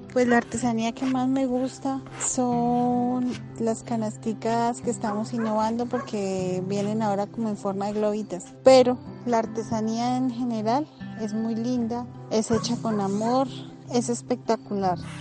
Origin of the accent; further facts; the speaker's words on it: Tenza, Boyacá, Colombia; soy del municipio de Tensa, Boyacá